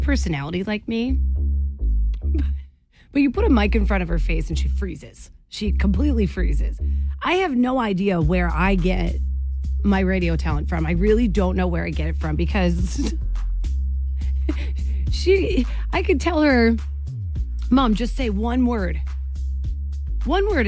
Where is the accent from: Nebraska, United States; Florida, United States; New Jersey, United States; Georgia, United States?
New Jersey, United States; moved away as an adult; also born or lived in Syracuse, New York; now in Maine, United States; I am from New Jersey